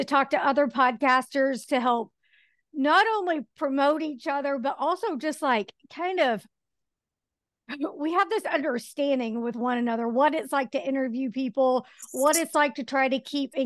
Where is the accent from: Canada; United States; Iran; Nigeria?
United States; Midwest; we're both from the Midwest